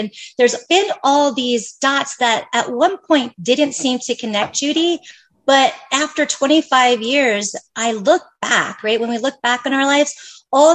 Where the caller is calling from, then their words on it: Bend, Oregon, United States; I'm dialing in from Central Oregon. I'm in a little town called Bend, Oregon.